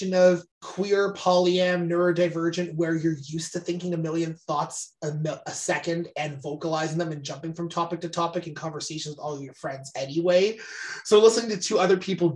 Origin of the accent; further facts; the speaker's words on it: Canada; we're Canadian